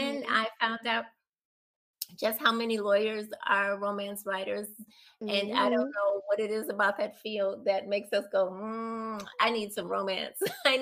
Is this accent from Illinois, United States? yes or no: yes; Chicago, Illinois, United States; I grew up in the South Side, but our little block and actually our little community was like a small town in a way